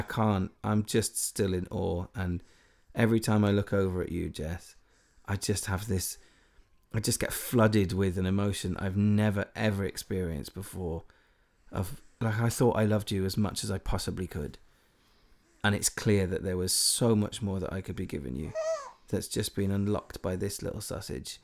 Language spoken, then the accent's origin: English; Wales, United Kingdom; I'm fully Welsh